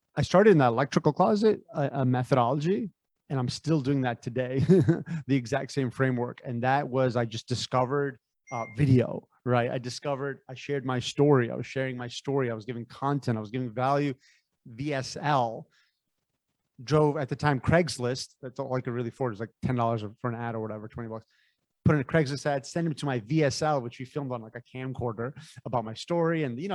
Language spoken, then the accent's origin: English; San Francisco, California, United States; born there; I was born in San Francisco, Bay Area.